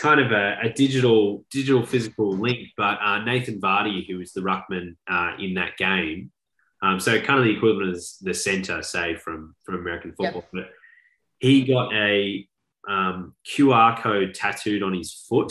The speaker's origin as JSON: {"language": "English", "town": "Melbourne", "region": "Victoria", "country": "Australia", "tie": "born or raised there", "also_born_or_lived": "London", "accent": "Australian", "moved": "yes"}